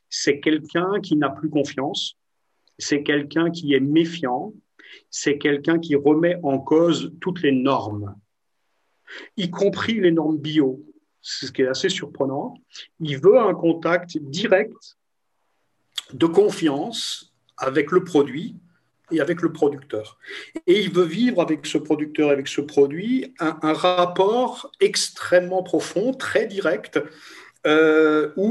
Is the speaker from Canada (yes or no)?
no; Toulouse, Occitania, France; Je ne sais pas le prononcer parce que Grünspiel, c'est imprononçable pour, pour moi, je suis de Toulouse.